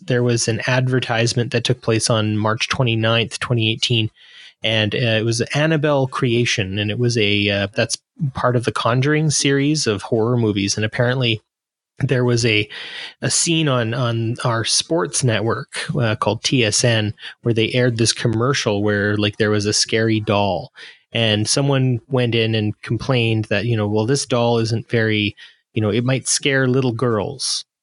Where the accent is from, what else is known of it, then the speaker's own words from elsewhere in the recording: Canada; I'm a Canadian